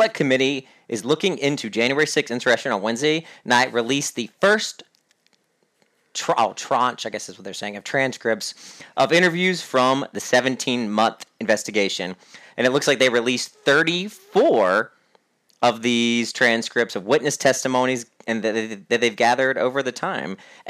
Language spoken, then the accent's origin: English; the South, United States; I think because I grew up in the South and I didn't grow up in like a blue collar community